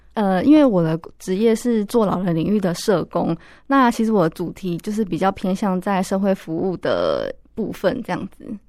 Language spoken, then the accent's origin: Chinese; Pingtung County, Taiwan; now in Taipei, Taiwan; 我老家是在屏东